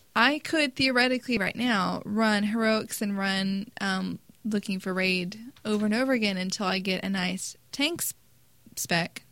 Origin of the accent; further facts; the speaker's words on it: United States; we're American.